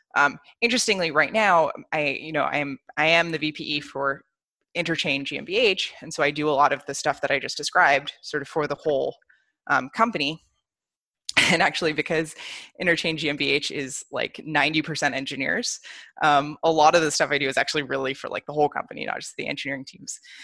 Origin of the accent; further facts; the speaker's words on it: United States; moved away as an adult; also born or lived in Bay Area; now in Berlin, Germany; I'm American, um, and I actually only just moved to Berlin last year